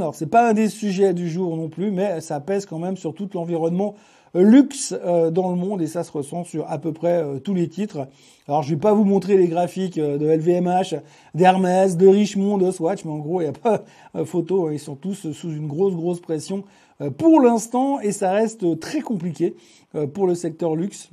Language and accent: French; Switzerland; chez nous en Suisse